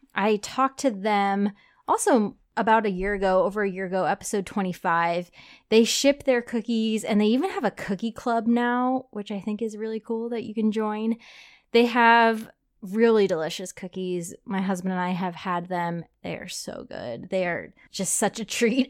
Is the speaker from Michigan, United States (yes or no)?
no; New Jersey, United States; New Jersey at my home state